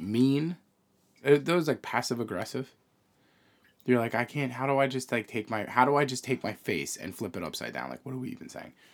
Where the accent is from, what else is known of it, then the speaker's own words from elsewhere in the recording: New York, United States; we're from New York